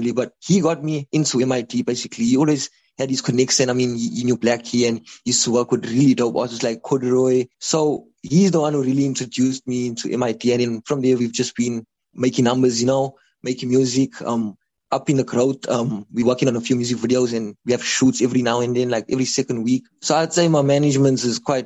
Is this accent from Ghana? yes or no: no; Durban, KwaZulu-Natal, South Africa; this is the place where I can grow, because it's my hometown